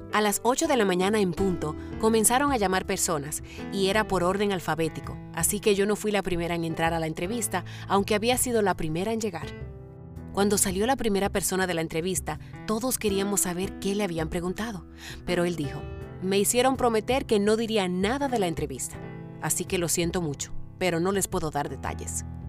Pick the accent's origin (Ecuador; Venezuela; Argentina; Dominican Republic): Dominican Republic; also born or lived in San Francisco de Macorís, Dominican Republic; mi país, República Dominicana